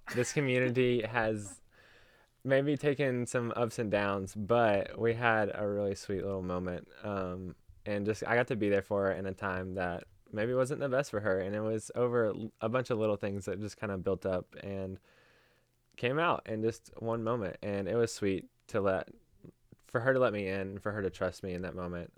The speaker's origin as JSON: {"language": "English", "town": "Knoxville", "region": "Tennessee", "country": "United States", "said": "I am from Knoxville, Tennessee"}